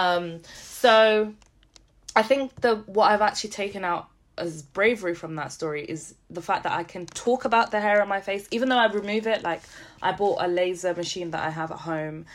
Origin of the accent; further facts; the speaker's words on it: Setúbal, Portugal; I was born in Garcia da Horta, which is the hospital in Setúbal